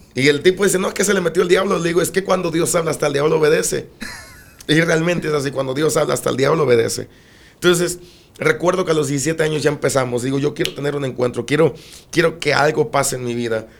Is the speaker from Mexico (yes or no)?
yes; Minatitlán, Veracruz, Mexico; nacimos en Minatitlán, Veracruz. En Minatitlán, Veracruz somos originarios de allá.